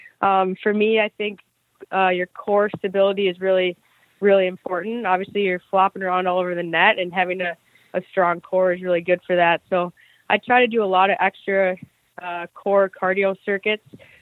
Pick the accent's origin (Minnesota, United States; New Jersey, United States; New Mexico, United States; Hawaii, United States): Minnesota, United States; Minnetonka; I'm from Minnetonka, Minnesota